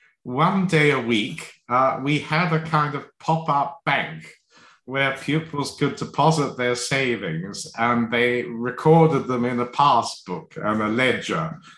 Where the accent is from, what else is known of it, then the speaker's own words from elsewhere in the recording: London, United Kingdom; also born or lived in Hong Kong / Australia; Well, a mixture of places. So partly in London, partly in Hong Kong, and partly in Australia. So we moved around a bit.